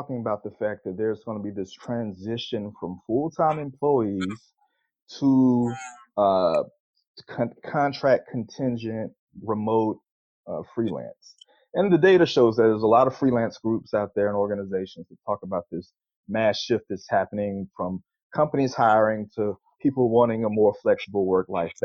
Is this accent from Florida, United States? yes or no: yes; Pensacola, Florida, United States; now in Atlanta, United States; I grew up in Pensacola, Florida